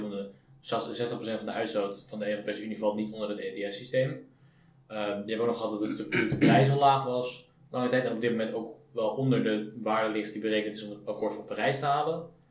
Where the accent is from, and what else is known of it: Netherlands